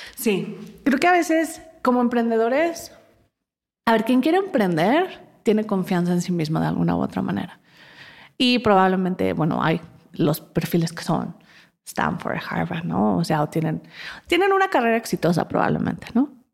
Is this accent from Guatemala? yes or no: no; Mexico; moved away as an adult; also born or lived in London; como mexicanos